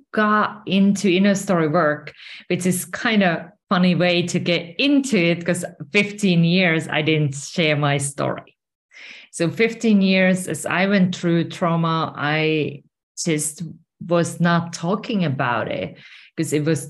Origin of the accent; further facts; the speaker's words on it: Finland; moved away as an adult; now in Spain; I'm originally from Finland and currently I'm residing in Spain